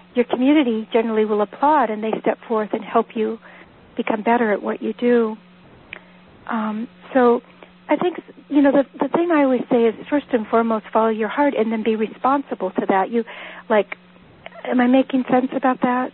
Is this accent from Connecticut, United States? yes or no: no; Northern California, United States; moved away as an adult; now in Vermont, United States; I was born and raised in Northern California.